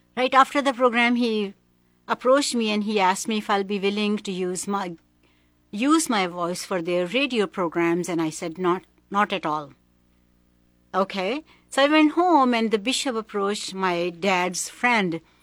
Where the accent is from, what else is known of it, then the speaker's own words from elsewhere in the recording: Pakistan; moved away as an adult; also born or lived in Hong Kong / Philippines; I was born in Pakistan. My first early twenty years, I was in Pakistan.